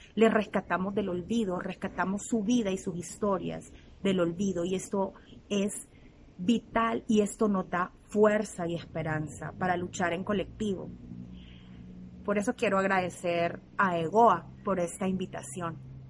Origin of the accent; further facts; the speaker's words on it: El Salvador; nací en El Salvador